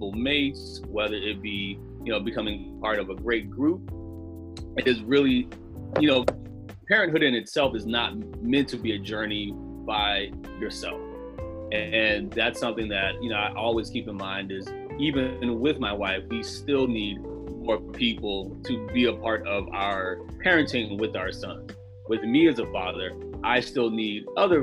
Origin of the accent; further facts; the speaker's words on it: United States; as Black American fathers, as African American fathers